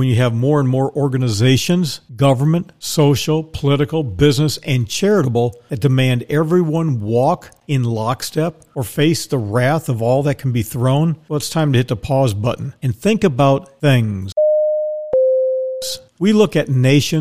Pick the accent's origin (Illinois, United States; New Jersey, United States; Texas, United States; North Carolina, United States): Texas, United States; in Texas, which happens to be my home state